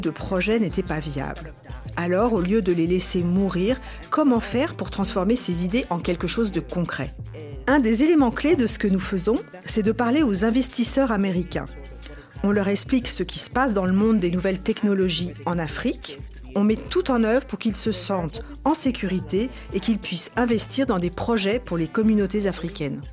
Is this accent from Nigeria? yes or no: yes; Nigeria; now in Houston, United States; Je suis retournée dans mon pays d'origine, le Nigeria